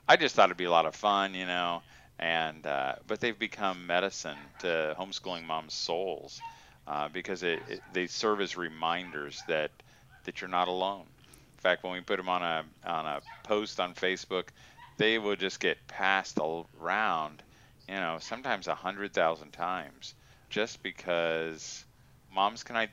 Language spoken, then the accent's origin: English; Indiana, United States; Indiana. Yeah. Indiana. Yeah, I'm a Hoosier. Yeah, I think it's probably been 17 years.